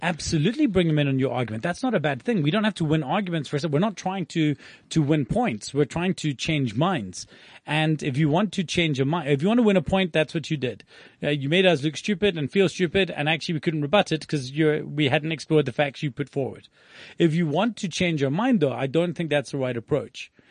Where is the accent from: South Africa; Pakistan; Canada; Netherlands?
South Africa; we are business owners from South Africa